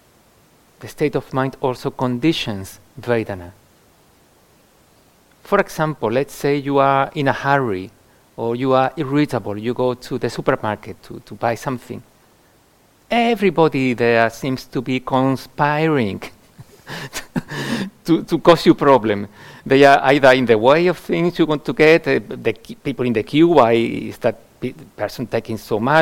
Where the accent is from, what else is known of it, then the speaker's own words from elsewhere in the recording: Andalusia, Spain; now in United Kingdom; Having been born in Andalusia, in the south of Spain